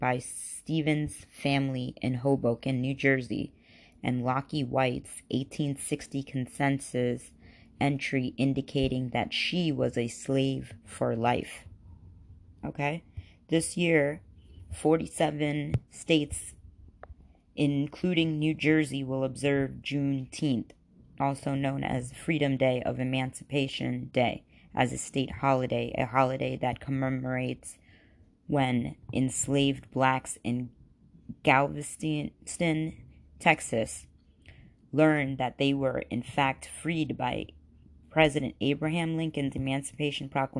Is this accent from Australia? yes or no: no; Khambhat, Gujarat, India; born in India, whatever, in an Islamic background, and it was in Cambay, India, to be specific.